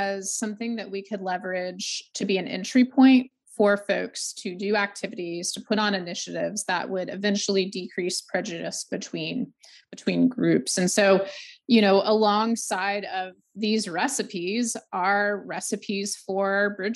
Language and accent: English; the South, United States; also born or lived in Georgia; now in North Carolina, United States; Born and raised in the South, only lived in the South. Farthest north is North Carolina